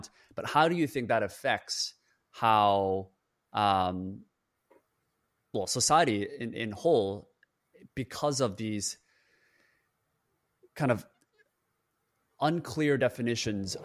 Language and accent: English; Canada; also born or lived in Korea; I was born in Korea, but grew up in Canada